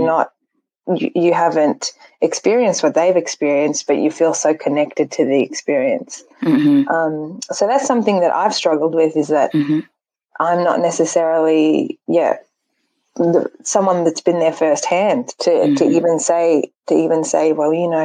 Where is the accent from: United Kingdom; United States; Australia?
Australia; first language Dari; English is a second language; I was born in Australia, yeah. My parents left Afghanistan in the early 90s